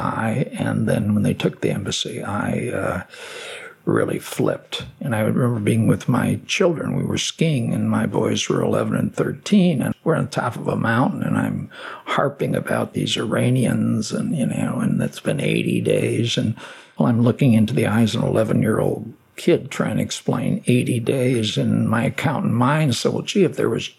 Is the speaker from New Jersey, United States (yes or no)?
no; Chicago, Illinois, United States; moved away as an adult; now in Hermitage, United States; I'm born and raised in Chicago.